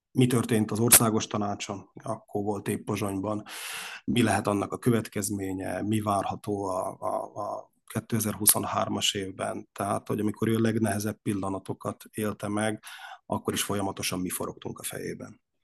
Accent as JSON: {"language": "Hungarian", "area": "Upper Hungary", "region": "southern Slovakia", "country": "Slovakia", "said": "mi a felvidéki magyarság, a mi család családunk azon oldalához, ha úgy tetszik, tartozik"}